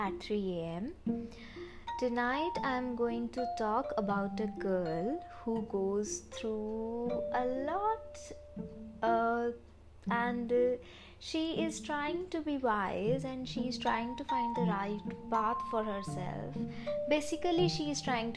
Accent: India; being Indian, where our parents make most choices for us

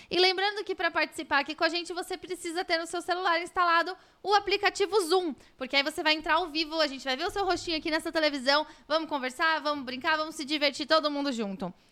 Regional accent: ABC Paulista, São Paulo, Brazil; A gente é do ABC

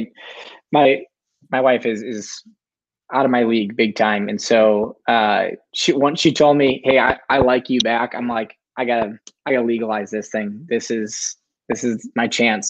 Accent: Sheboygan, Wisconsin, United States; moved away as an adult; now in Minnesota, United States; I'm from Sheboygan, Wisconsin

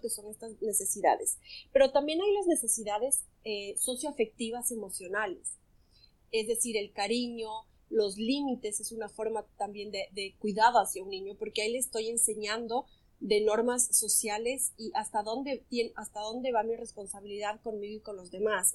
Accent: Ecuador; now in France; estoy viviendo en Francia, soy de Ecuador

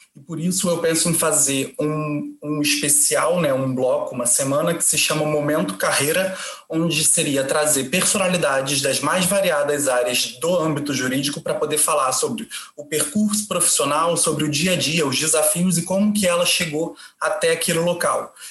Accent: Brazil; now in Portugal; eu sou do Brasil

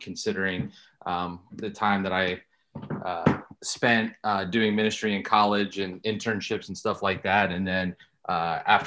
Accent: close to Pittsburgh, Ohio, United States; now in Indiana, United States; I grew up close to Pittsburgh

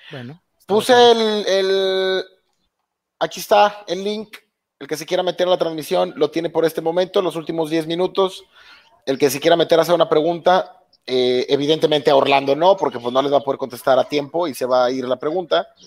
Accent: Quintana Roo, Mexico; Eh, de Quintana Roo.

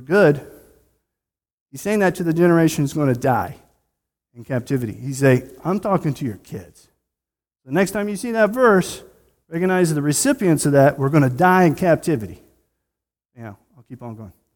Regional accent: United States

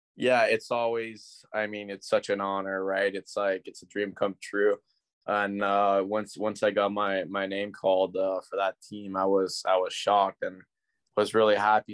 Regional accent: Ottawa, Ontario, Canada; I'm from Ottawa

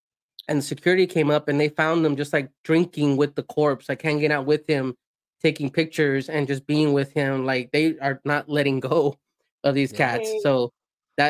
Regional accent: El Salvador; I'm from El Salvador

